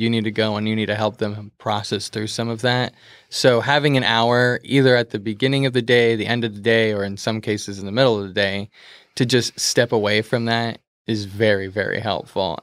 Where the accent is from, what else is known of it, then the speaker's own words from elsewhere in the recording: Beaverton, Oregon, United States; technically I'm from Beaverton, 'cause I am, but I would say I'm from, like, the metro area